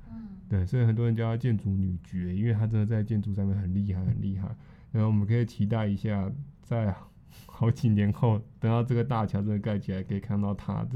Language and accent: Chinese; Taiwan; 我们台湾这边在这个历史古城淡水